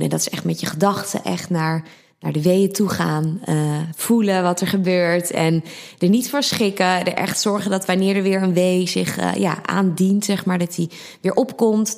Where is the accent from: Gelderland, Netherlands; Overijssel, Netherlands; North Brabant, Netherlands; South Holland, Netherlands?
Gelderland, Netherlands; Harderwijk; also born or lived in Amsterdam; now in Blaricum, Netherlands; ik kom oorspronkelijk uit Harderwijk van de Veluwe